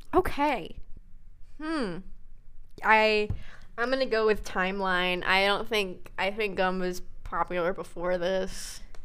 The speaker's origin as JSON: {"language": "English", "country": "United States", "said": "I'm an American"}